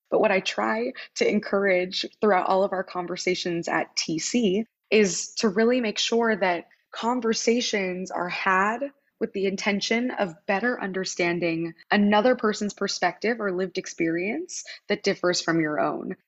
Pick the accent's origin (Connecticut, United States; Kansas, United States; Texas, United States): Kansas, United States; Wichita; moved away as an adult; also born or lived in Philadelphia, Pennsylvania; I grew up in Wichita